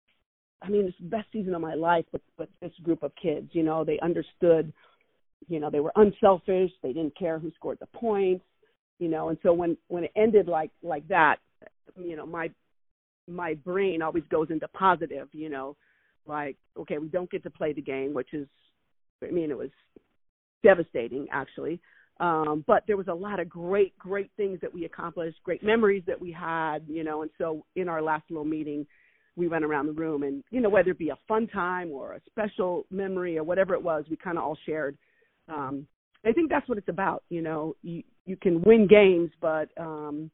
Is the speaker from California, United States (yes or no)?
yes; San Diego, California, United States; I grew up in San Diego, went to San Pasqual High School